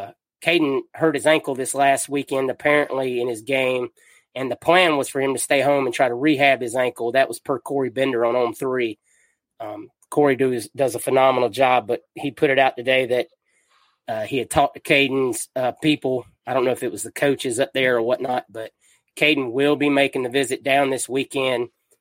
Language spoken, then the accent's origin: English; Atlanta, Georgia, United States; I'm from the Atlanta area.